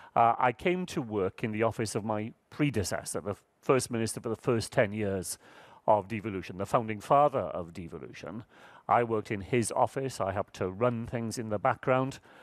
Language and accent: English; Wales, United Kingdom; happen to be born in Wales